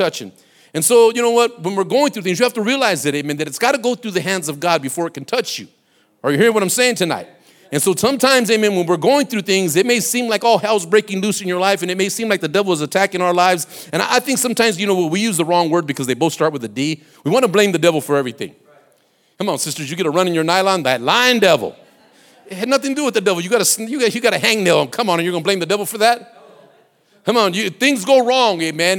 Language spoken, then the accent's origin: English; Compton, California, United States; also born or lived in Watts, Los Angeles; I grew up and went through my adolescence in Compton